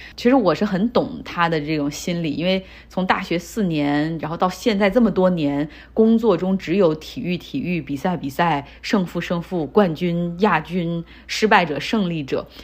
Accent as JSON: {"language": "Chinese", "town": "Harbin", "region": "Heilongjiang", "country": "China", "tie": "born or raised there", "moved": "as an adult", "lives_now": "United States", "said": "我家乡哈尔滨"}